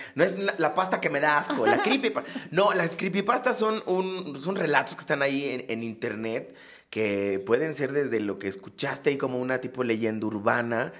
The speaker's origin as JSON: {"language": "Spanish", "town": "Acapulco", "region": "Guerrero", "country": "Mexico", "said": "soy de Acapulco, tiene un sentido más como de la, de la costa acapulqueño"}